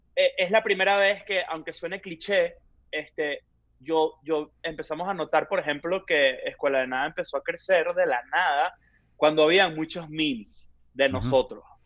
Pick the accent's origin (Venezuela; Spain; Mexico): Venezuela; accent: Venezuelan; moved away; los venezolanos hablamos muy rápido